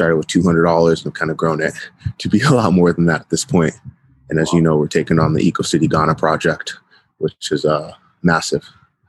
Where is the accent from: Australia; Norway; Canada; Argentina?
Canada; born there; also born or lived in United States; So I was born in Canada in 93, and because of my father's civil engineering career, I had the opportunity to travel across the U.S., everywhere from Maryland to Arizona and California.